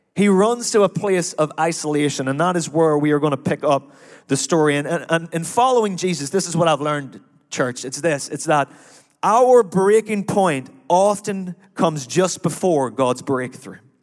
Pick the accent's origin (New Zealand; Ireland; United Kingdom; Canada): Ireland; now in United States; I am Irish